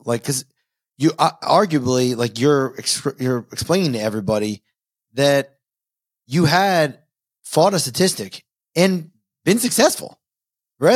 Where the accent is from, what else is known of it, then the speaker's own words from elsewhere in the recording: Long Island, New York, United States; I grew up in New York. So not city, Long Island